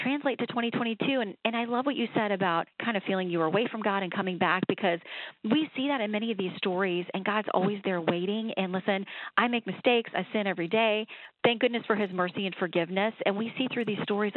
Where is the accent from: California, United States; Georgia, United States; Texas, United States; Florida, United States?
Florida, United States; Sanford; I'm born and raised in Sanford